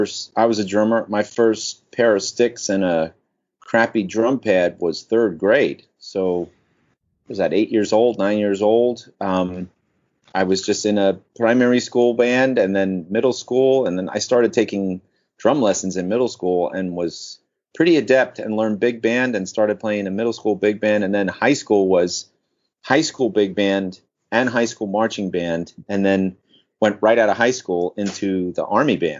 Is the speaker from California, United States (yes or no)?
no; New York City, New York, United States; I am from New York, New York